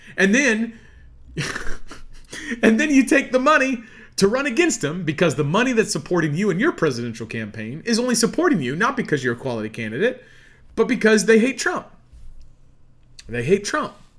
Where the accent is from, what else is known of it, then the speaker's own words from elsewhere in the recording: Midwest, United States; I'm an American here in the heartland.